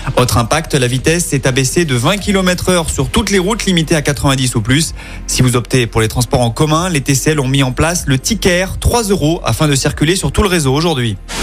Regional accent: Lyon, Auvergne-Rhône-Alpes, France; Chez nous à Lyon

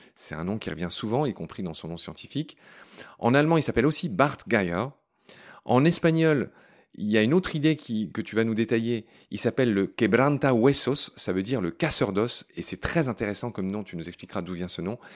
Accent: France; chez nous en France

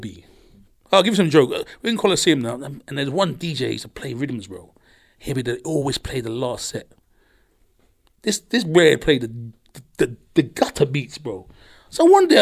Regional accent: London, United Kingdom; I'm from London.

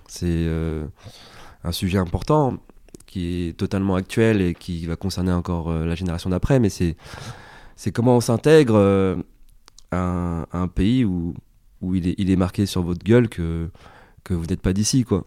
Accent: Montigny-lès-Cormeilles, Île-de-France, France; also born or lived in Paris; on a grandi dans le 95, dans le Val d'Oise, à Montigny-les-Cormeilles pour être très précis

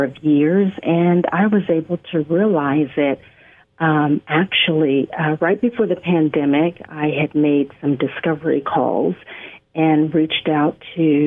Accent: West Coast, United States; I hail from the West Coast

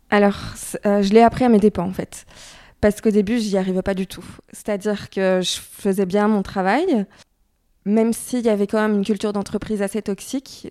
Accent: Brussels, Brussels-Capital Region, Belgium; also born or lived in Paris; je viens de Bruxelles

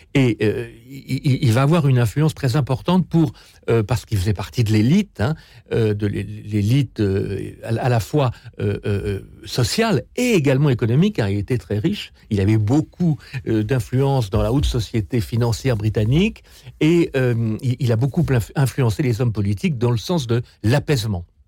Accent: France; nous, en tant que Français

